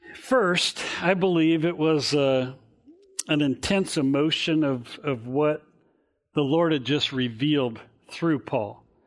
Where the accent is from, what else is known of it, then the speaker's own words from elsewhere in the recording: Garden Grove, California, United States; the house we grew up in in Garden Grove on Blake Street